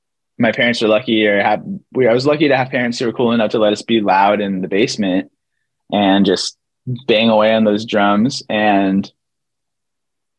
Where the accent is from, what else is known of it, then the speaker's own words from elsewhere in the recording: Kent, Washington, United States; moved away as an adult; also born or lived in Arizona; now in Los Angeles, United States; I was born and raised in a place called Kent, Washington.